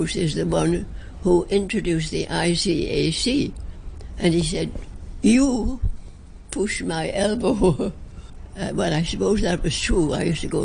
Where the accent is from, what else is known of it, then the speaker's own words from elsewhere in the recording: England, United Kingdom; also born or lived in China; now in Hong Kong; As English people, we were considered enemy aliens